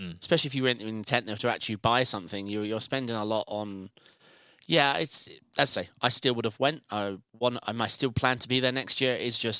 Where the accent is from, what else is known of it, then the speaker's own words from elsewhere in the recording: United Kingdom; My Danish accent's weak, being British.